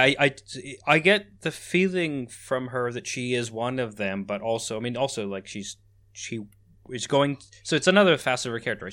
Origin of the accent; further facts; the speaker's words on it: Canada; moved away; also born or lived in Netherlands; in Canada where I was born and raised